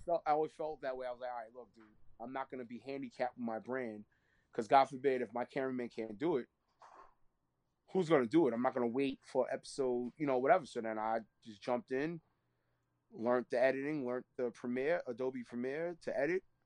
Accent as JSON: {"language": "English", "town": "New York City", "region": "New York", "country": "United States", "tie": "born or raised there", "also_born_or_lived": "Laurelton, Queens", "said": "I was born in Harlem. You know what I mean? In East Harlem, I was born in."}